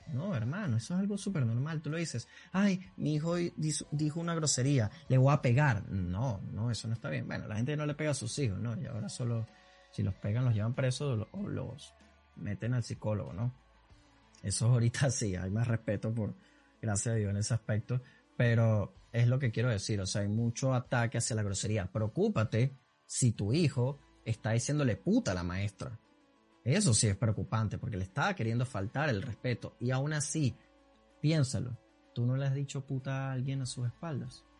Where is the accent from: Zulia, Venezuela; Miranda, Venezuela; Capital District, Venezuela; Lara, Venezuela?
Capital District, Venezuela; Caracas; accent: caraqueño sifrino; yo soy venezolano